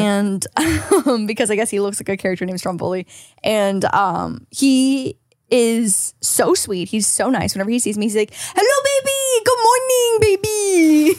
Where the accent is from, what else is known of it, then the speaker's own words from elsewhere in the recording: Canada; now in California, United States; as a Canadian